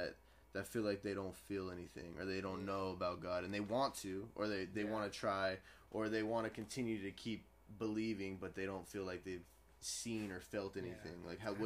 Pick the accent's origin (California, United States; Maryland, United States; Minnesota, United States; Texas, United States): California, United States; Blythe; moved away; I'm from Blythe originally.